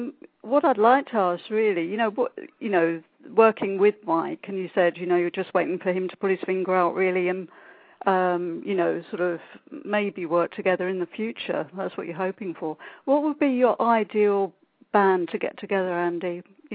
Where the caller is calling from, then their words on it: Worthing, South East England, United Kingdom; Worthing near Brighton.